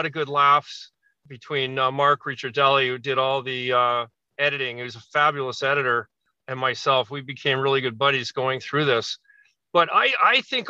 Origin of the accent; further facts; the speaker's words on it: Toronto, Ontario, Canada; we're three piece and we're from Toronto